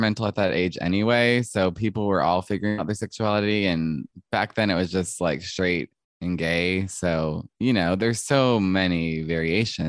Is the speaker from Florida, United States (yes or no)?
no; Mableton, Georgia, United States; I grew up in Mableton, Georgia, which is a suburb